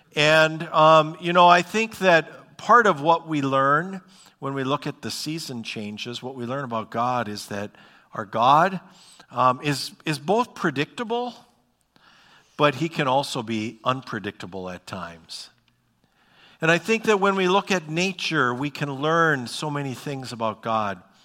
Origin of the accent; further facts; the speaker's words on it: Bismarck, North Dakota, United States; also born or lived in Fargo, North Dakota; I grew up in Bismarck, North Dakota. I've spent pretty much my whole life, uh, in North Dakota.